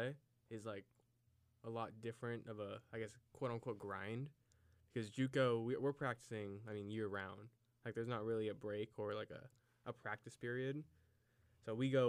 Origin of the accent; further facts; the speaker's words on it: Salida, California, United States; also born or lived in Salem, Oregon; I'm from Salida, California, which is in the Central Valley down there.